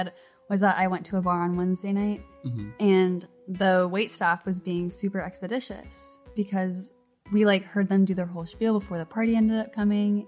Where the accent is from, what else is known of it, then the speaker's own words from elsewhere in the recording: La Cañada Flintridge, California, United States; I grew up in a little town called La Cañada, which is northeast LA, right outside